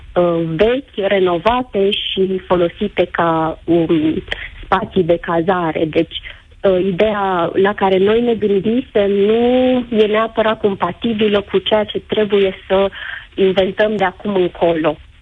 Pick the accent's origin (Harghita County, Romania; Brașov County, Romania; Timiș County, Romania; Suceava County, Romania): Suceava County, Romania; Gura Humorului; sunt din Bucovina, din Gura Cumorului, stațiune turistică